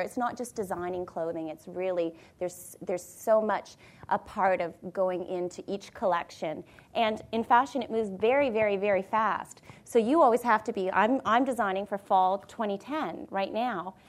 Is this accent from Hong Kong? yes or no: no; Niagara Falls, Ontario, Canada; moved away; I came from Niagara Falls